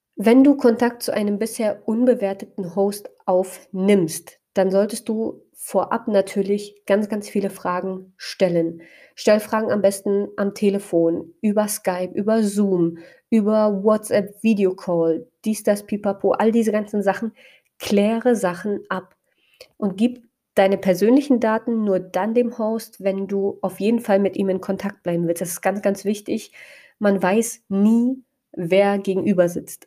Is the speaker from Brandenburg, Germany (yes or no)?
yes; Spreewald, Brandenburg, Germany; in meiner Heimatstadt, also generell einfach im Spreewald